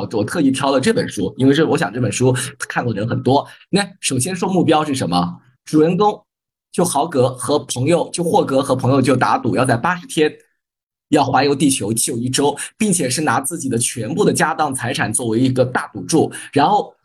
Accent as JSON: {"language": "Chinese", "country": "China", "said": "我们中国人"}